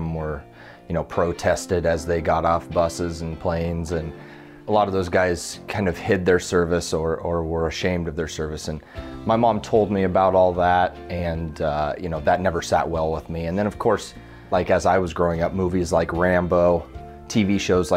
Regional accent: Fontenelle, Iowa, United States; also born or lived in Creston, Iowa; I grew up in a little town of Fontenelle, Iowa, about 600 people

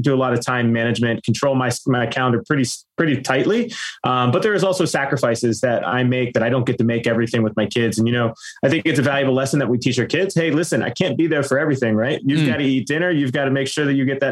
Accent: Pittsburgh, Pennsylvania, United States; now in Orlando, United States; I'm originally from Pittsburgh, Pennsylvania. I now live in Orlando, Florida

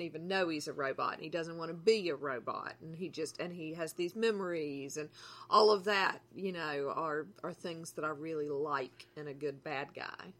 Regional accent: the South, Southern United States, United States; as a Southerner

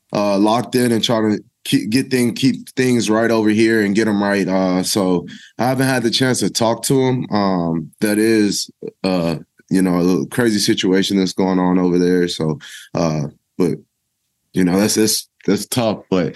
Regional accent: El Paso, Texas, United States; I'm from El Paso, Texas. So that's one of the closer places I play to at home.

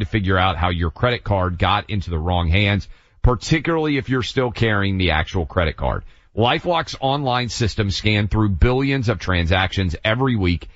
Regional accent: the South, United States; Jews around where I grew up in the South

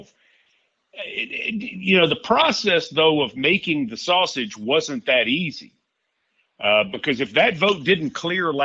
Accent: Middle Tennessee, United States; I grew up in Middle Tennessee

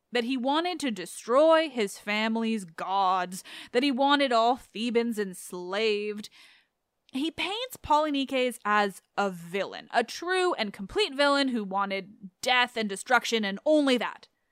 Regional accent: Canada; I'm Canadian

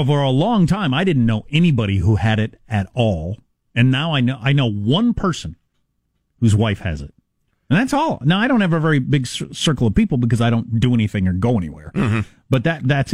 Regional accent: South Dakota, United States; I'm from South Dakota

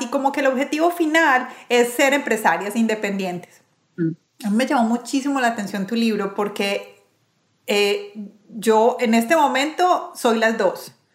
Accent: Medellín, Antioquia, Colombia; Yo soy de Medellín

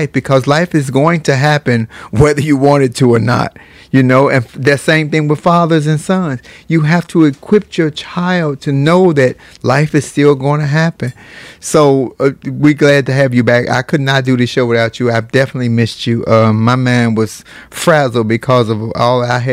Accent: United States; we are Americans

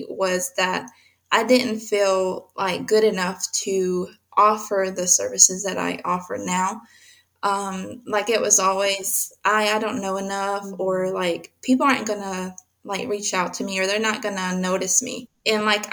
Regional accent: Mexico; I was born in Mexico

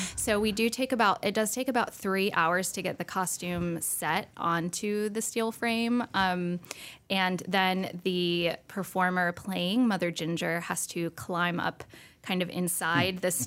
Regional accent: Winston-Salem, North Carolina, United States; also born or lived in New York; I grew up here, you know, in Winston, and um, I grew up at the School of the Arts

